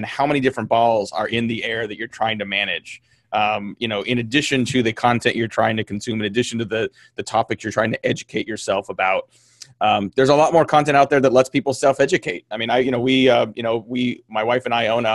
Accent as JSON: {"language": "English", "region": "California", "country": "United States", "tie": "born or raised there", "said": "I grew up in California"}